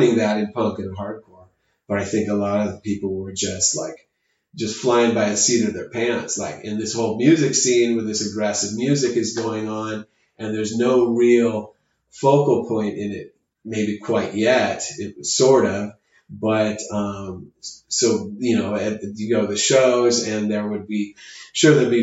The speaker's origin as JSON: {"language": "English", "town": "Chula Vista", "region": "California", "country": "United States", "tie": "born or raised there", "also_born_or_lived": "Stockton, California", "said": "growing up in Chula Vista, you know, probably moved to Chula Vista when I was like 3 years old"}